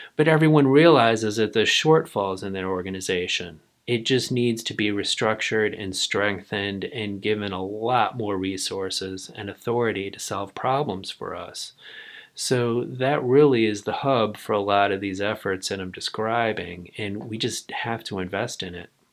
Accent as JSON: {"language": "English", "country": "United States", "said": "I'm an American"}